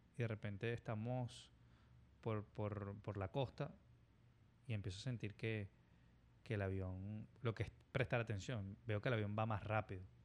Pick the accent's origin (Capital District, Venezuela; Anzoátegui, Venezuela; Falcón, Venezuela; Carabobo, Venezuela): Capital District, Venezuela; Caracas; moved away as an adult; now in United States; nosotros nos criamos en, en Manzanar, en, en Caracas